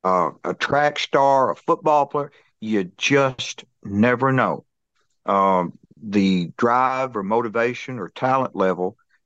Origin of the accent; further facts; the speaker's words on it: Tennessee, United States; The Nashville Brawl, and it was in my home state in Tennessee